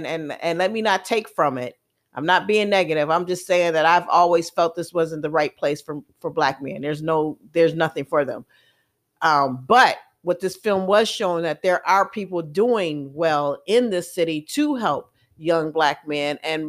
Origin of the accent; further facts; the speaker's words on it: Milwaukee, Wisconsin, United States; And growing up in Milwaukee was really good.